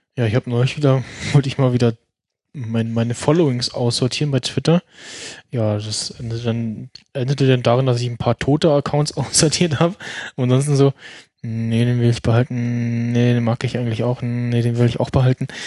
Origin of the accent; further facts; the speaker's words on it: Germany; als Deutscher